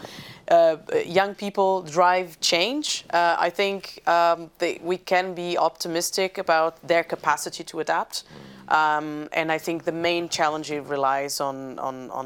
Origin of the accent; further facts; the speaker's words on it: Portugal; I'm from Portugal